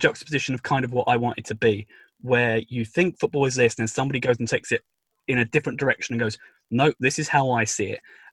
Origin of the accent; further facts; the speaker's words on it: Clacton-on-Sea, East of England, United Kingdom; which is my hometown